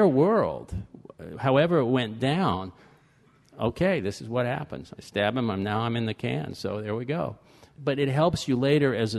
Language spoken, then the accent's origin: English; Fort Lauderdale, Florida, United States; I was born in Fort Lauderdale, and I grew up there